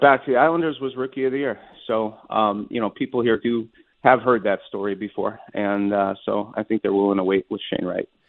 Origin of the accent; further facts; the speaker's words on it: Montreal, Quebec, Canada; moved away; my hometown of Montreal